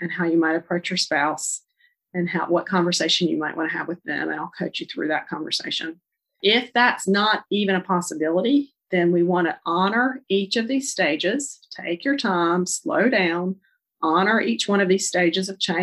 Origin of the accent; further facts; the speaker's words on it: Charlotte, North Carolina, United States; I'm from Charlotte, North Carolina, if you can't tell from my accent